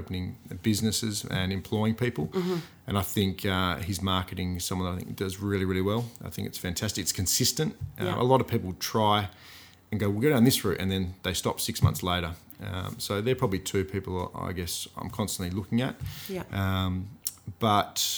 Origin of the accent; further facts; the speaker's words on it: Gosnells, Western Australia, Australia; I'm from Gosnells.